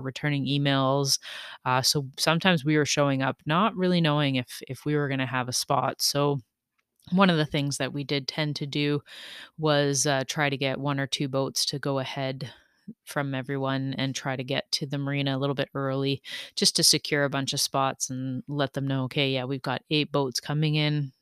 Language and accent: English; Canada; We all had our Canadian flags